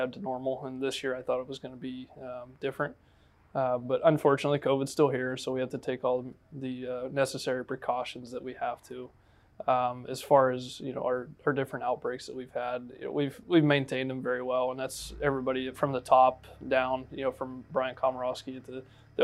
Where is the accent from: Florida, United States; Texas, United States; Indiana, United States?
Florida, United States; Jacksonville; represent my hometown